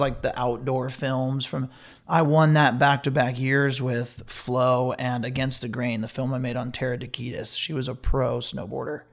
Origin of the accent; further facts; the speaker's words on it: Ventura, California, United States; I was born and raised in Ventura.